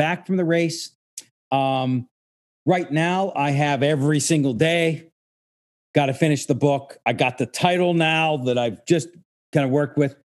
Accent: Pittsburgh, Pennsylvania, United States; moved away; also born or lived in New York; my hometown, right at Point State Park in Pittsburgh

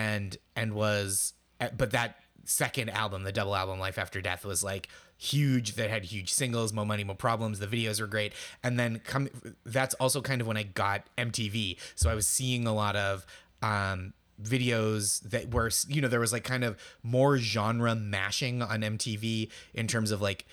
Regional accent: outside Boston, Massachusetts, United States; I grew up outside Boston

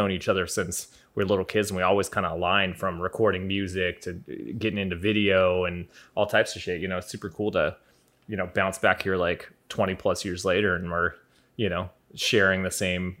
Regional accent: Ireland; I am Irish, too

